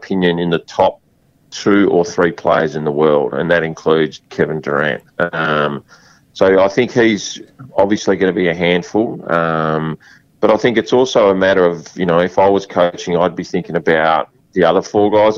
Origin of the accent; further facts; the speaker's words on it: Western Australia, Australia; I love being Australian and I love being West Australian